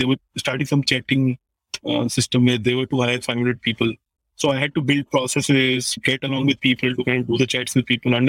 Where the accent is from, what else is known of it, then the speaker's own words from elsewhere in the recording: Roorkee, Uttarakhand, India; because I came from Roorkee. Roorkee again is like really far from Mumbai and Delhi, where you can see a lot of tech happening.